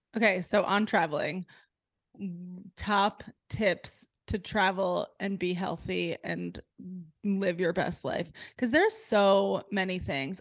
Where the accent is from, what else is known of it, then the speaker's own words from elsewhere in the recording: New Jersey, United States; now in Delaware, United States; I grew up in New Jersey